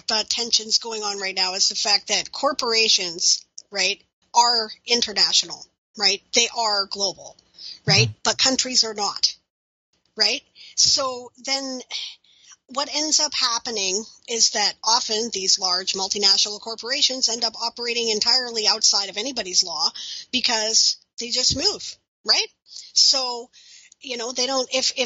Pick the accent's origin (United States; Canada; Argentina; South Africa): Canada; As a Canadian